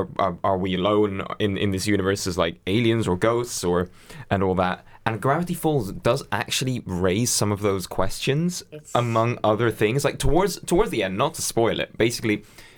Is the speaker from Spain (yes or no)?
yes; Spain; Even though I grew up in Spain, we had Sky, like we managed to have the Sky account registered to my nan's house in Lincoln.